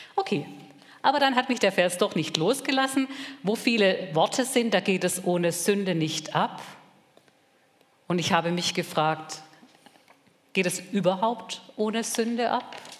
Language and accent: German; Germany